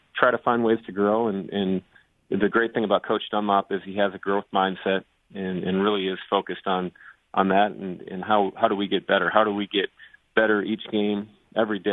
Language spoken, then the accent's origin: English; Wisconsin, United States; moved away; I'm originally from the state of Wisconsin. So from a professional sports standpoint, grew up as a huge, obviously, Brewers, Bucks, Packers